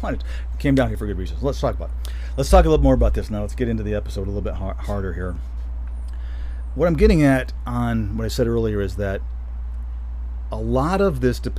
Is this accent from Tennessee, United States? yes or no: no; Michigan, United States; moved away as an adult; also born or lived in Florida; now in Colorado, United States; growing up in Michigan and then spending so much time down